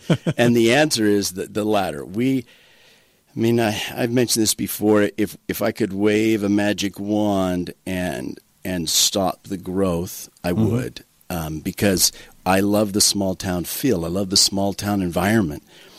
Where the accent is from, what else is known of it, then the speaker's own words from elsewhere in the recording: southern Arizona, United States; moved away as an adult; also born or lived in Chandler, Arizona; now in Toquerville, United States; So I grew up in southern Arizona, okay. a little farming, ranching community. My father ran cattle and farmed potatoes and cotton.